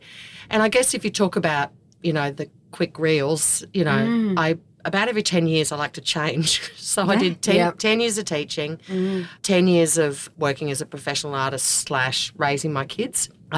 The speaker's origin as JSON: {"language": "English", "town": "Brisbane", "region": "Queensland", "country": "Australia", "tie": "born or raised there", "moved": "as an adult", "lives_now": "rural Queensland, 1, 000 km west of Brisbane, Australia", "said": "I grew up in the western suburbs of Brisbane, out of Brookfield, and had two brothers"}